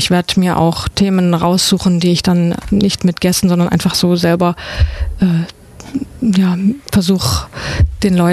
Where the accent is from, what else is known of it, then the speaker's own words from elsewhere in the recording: Brandenburg, Germany; also born or lived in Berlin; now in Ulm, Germany; ich wohne in Ulm. Also ich bin nicht gebürtige Ulmerin. Ich komme eigentlich aus äh, Brandenburg, beziehungsweise habe auch in Berlin gewohnt.